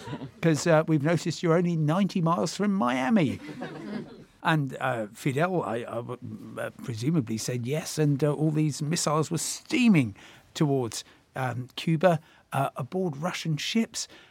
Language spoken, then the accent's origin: English; Crawley, South East England, United Kingdom; growing up in Crawley, as you say, and, uh, about a mile and a half from the runway at Gatwick Airport